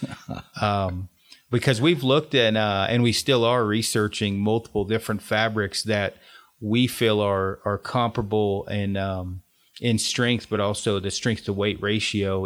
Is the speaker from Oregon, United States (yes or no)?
yes; Oregon, United States; I'm from Oregon